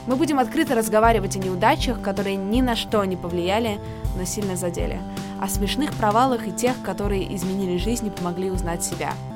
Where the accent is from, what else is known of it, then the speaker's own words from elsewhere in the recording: Saint Petersburg, Russia; Саша, как и я, из Питера